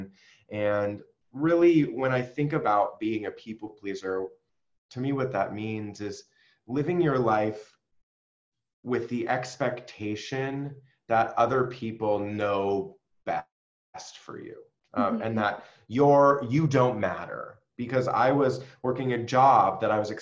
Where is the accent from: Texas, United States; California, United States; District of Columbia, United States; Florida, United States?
California, United States; San Diego; moved away as an adult; also born or lived in New York City; I moved from New York City where I was living back home to San Diego